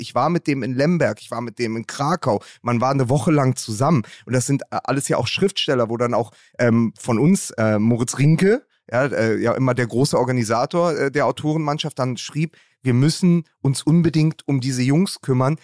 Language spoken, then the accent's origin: German; Berlin, Germany; als Berliner